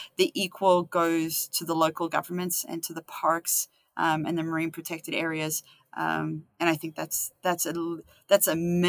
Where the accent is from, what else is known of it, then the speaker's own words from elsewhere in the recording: Canada; And so as a Canadian scientist